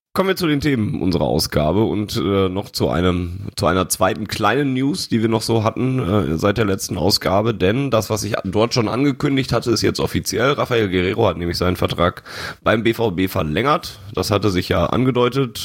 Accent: Sauerland, North Rhine-Westphalia, Germany; bei uns im Sauerland

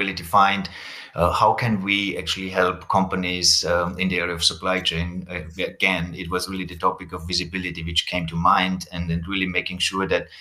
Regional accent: Austria; I come from Austria

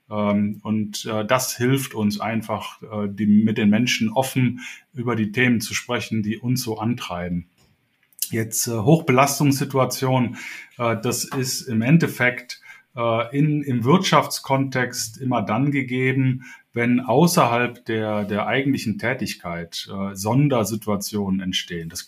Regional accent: Cologne, North Rhine-Westphalia, Germany; now in Hamburg, Germany; Ich bin äh, hier in Hamburg jetzt seit 13 Jahren, äh, komme ursprünglich aus Köln, also bin ein Kölsche Jung, äh, den es in den Norden verschlagen hat.

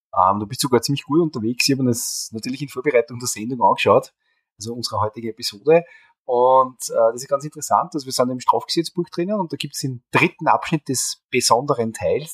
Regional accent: Austria; bei uns in Österreich

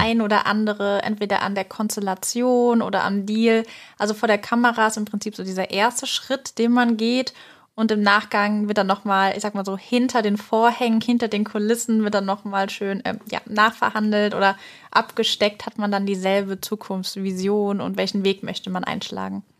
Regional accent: Groß-Umstadt, Hesse, Germany; ich habe tatsächlich in einem kleinen Dorf meine Schulzeit erlebt, auf dem Max-Planck-Gymnasium in Großumstadt

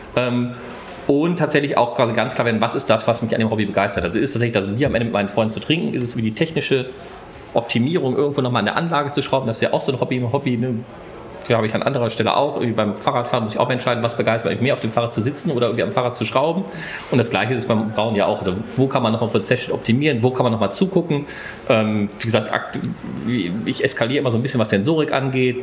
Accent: Bochum, North Rhine-Westphalia, Germany; ich komme aus Bochum Bochum

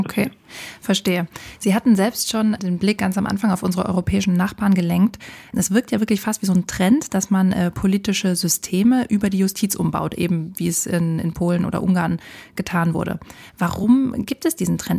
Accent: Germany; bei uns in Deutschland

